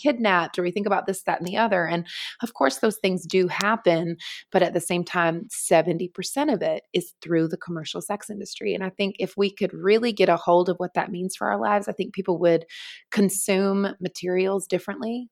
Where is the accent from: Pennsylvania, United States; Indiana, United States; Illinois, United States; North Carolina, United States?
North Carolina, United States; moved away as an adult; also born or lived in Los Angeles / Manhattan; now in New York, United States; I was born and raised in North Carolina, in the Southeast of the United States, and then, uh, moved when I was twenty-one to Los Angeles